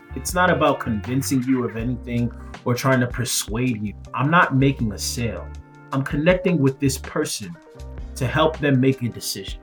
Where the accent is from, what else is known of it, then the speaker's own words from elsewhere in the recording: Nigeria; I'm Nigerian